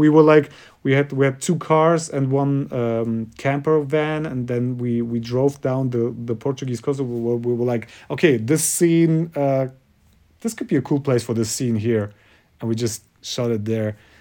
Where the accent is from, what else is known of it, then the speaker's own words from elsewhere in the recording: Kazakhstan; English is a second language; also born or lived in Germany; now in Munich, Germany; I'm from Kazakhstan